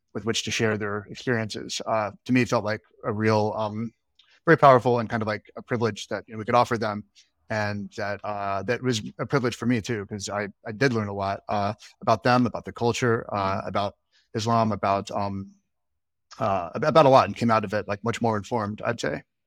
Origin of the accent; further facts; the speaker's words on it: Alabama, United States; now in Brooklyn, United States; I'm from Alabama. I grew up in Alabama.